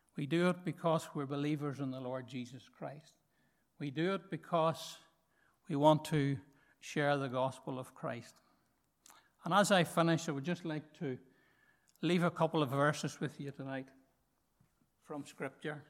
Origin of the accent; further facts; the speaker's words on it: Markethill, Northern Ireland, United Kingdom; I'm from Market Hill